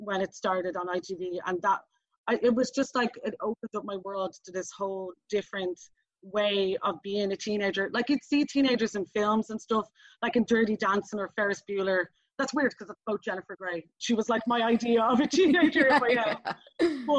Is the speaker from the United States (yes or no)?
no; Dublin, Leinster, Ireland; I'm from Dublin